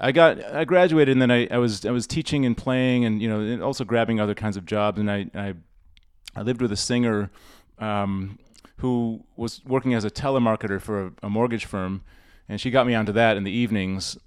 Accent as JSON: {"language": "English", "town": "Rochester", "region": "New York", "country": "United States", "tie": "born or raised there", "also_born_or_lived": "Boston / Tokyo", "moved": "as an adult", "lives_now": "Shanghai, China", "said": "I'm from Rochester, New York originally, grew up there"}